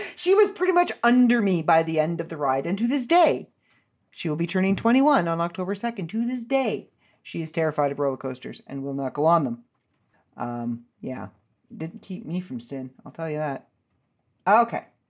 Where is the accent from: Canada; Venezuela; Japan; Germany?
Canada; I'm Canadian